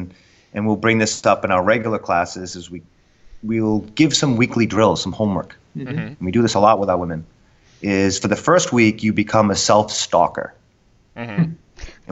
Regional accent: Rhode Island, United States; moved away; I'm from Rhode Island originally.

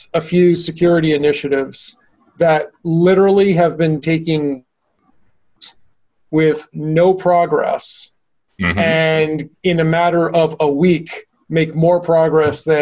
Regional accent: Medford, Massachusetts, United States; moved away; Medford, my hometown specifically

